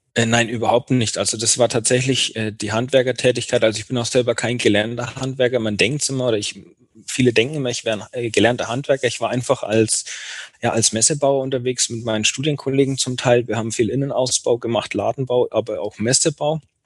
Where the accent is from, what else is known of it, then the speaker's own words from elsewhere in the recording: Bayreuth, Bavaria, Germany; in meiner Geburtsstadt in Bayreuth